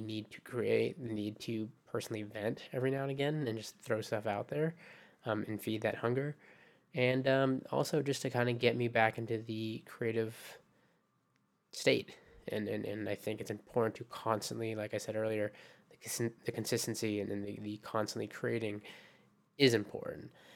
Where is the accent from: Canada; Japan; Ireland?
Japan; also born or lived in Philippines; Japan, which is my home